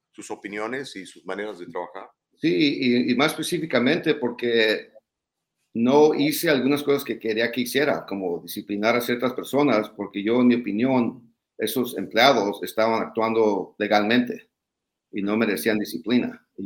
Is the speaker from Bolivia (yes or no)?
no; Los Angeles, California, United States; also born or lived in Tijuana, Mexico; nací en Tijuana, me crié en Lincoln Heights y El Sereno.